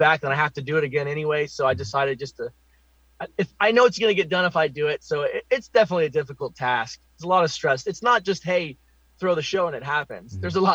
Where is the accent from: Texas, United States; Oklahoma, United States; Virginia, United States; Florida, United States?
Oklahoma, United States; I'm born and raised in Oklahoma